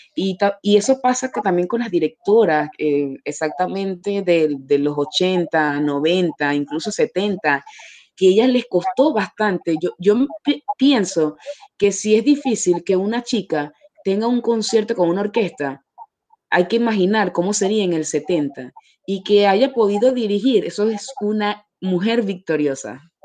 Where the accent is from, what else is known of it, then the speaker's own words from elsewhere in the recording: Venezuela; moved away as an adult; now in Paris, France; nosotros en, Venezuela